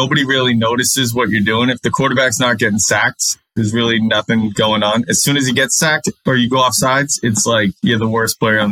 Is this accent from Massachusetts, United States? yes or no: yes; Mansfield, Massachusetts, United States; I grew up in Mansfield right next to Foxborough.